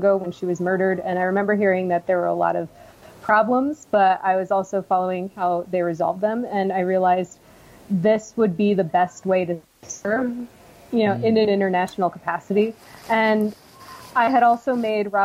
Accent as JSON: {"language": "English", "region": "Connecticut", "country": "United States", "tie": "born or raised there", "also_born_or_lived": "Washington, District of Columbia, United States", "moved": "as an adult", "said": "I was born in Connecticut and lived there most of my life"}